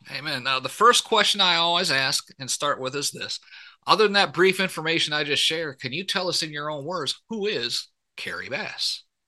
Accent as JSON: {"language": "English", "area": "about forty miles north of Detroit", "region": "Michigan", "country": "United States", "tie": "born or raised there", "said": "I grew up in Michigan, so you know, yeah, about mm-hmm. about forty miles north of Detroit"}